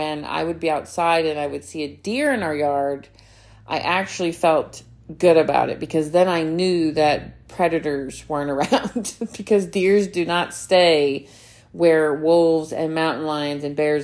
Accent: Alabama, United States; moved away; I grew up in Alabama too

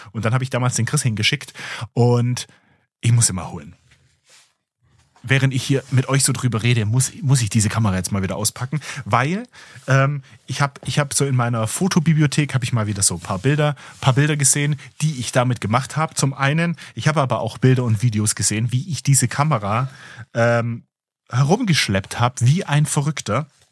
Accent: Germany; hier bei uns in Deutschland

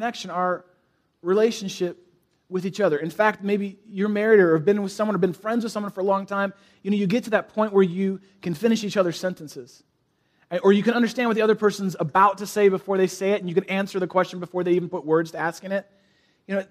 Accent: San Francisco, California, United States; now in Chicago, United States; I grew up in San Francisco, the East Bay of San Francisco

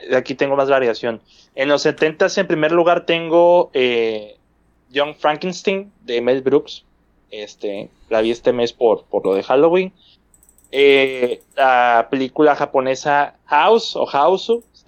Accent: Monterrey, Nuevo León, Mexico; siendo regio

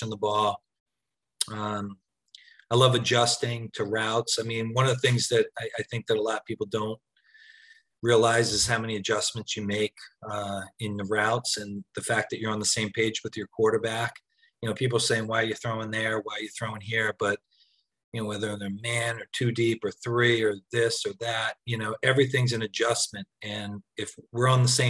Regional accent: outside of Philly, New Jersey, United States; I'm from South Jersey, from outside of Philly.

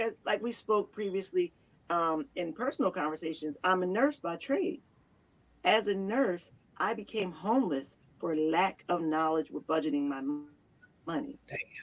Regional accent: Camden, New Jersey, United States; I'm from Camden as well, born and raised

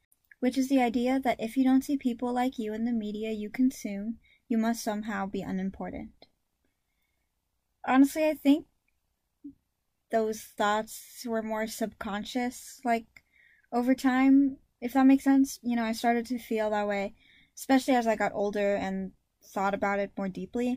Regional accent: United States; Both of my parents are full Filipino, meaning I'm full Filipino, but I was raised here in America

